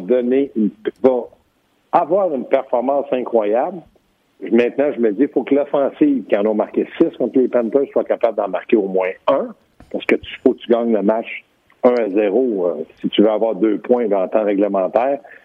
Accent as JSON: {"language": "French", "region": "Quebec", "country": "Canada", "said": "je suis un Québécois"}